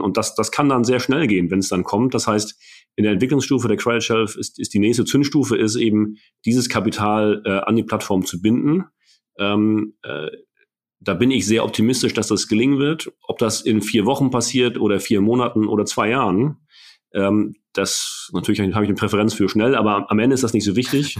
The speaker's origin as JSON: {"language": "German", "region": "Mecklenburg-Vorpommern", "country": "Germany", "said": "als, als Mecklenburger"}